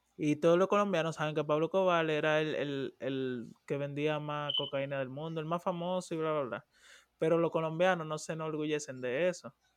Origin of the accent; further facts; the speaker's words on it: Dominican Republic; moved away; yo soy dominicano